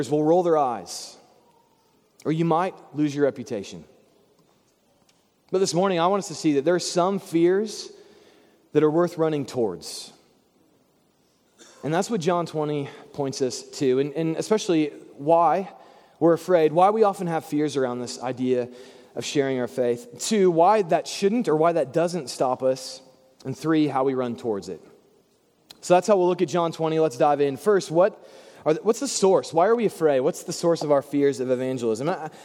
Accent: Bible Belt, Southern United States, United States; growing up in the Bible Belt

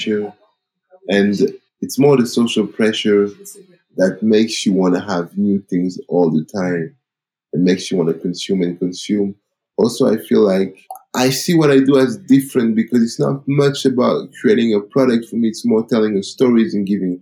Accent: Paris, Île-de-France, France; I'm an African guy from Cameroon that was born and raised in Paris

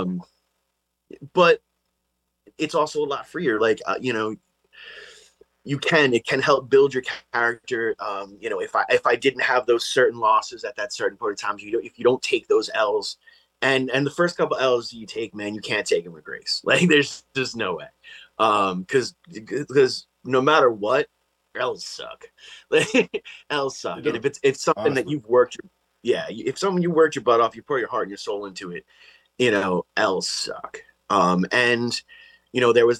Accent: Long Island, New York, United States; growing up on Long Island

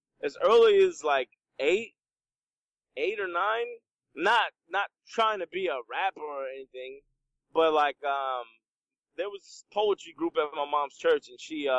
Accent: Trenton, New Jersey, United States; I grew up in Trenton, New Jersey

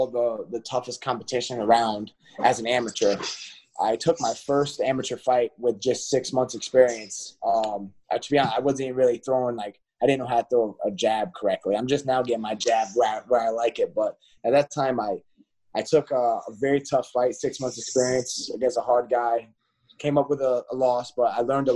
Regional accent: South Carolina, United States; now in Connecticut, United States; I'm from South Carolina originally. I moved to Connecticut in 2014.

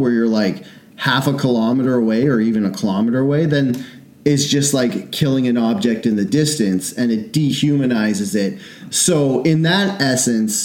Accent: Canada; we're from Canada

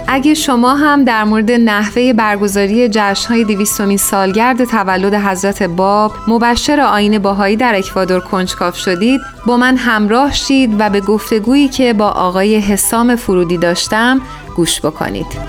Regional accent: Iran; now in United States; من در اصل از ایران اومدم و نه از آمریکا

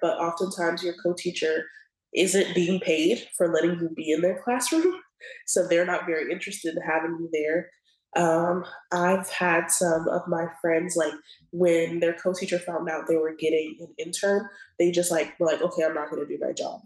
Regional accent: Atlanta, Georgia, United States; I'm from Atlanta, Georgia

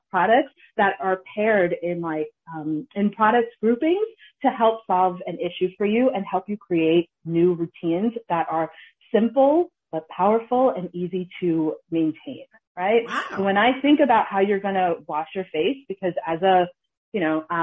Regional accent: Ghana; We're we're Ghanaian, we're we're from Kings

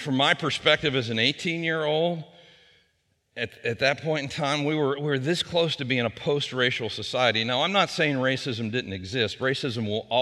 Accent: Wheeling, West Virginia, United States; I grew up in Elm Grove out on Big Wheeling Creek out over the Marshall County line.

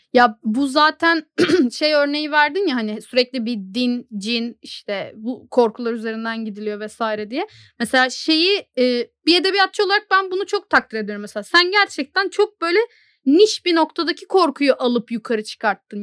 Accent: Turkey; Türk'üm dedim.

